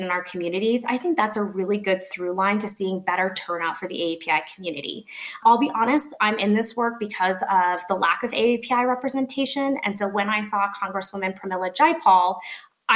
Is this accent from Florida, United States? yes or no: no; Colorado, United States; I'm from Colorado